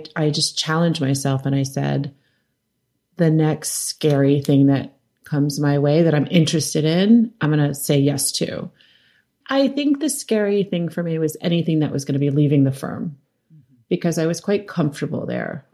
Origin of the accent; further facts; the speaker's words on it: New York City, New York, United States; So my father was a photographer and I grew up in New York City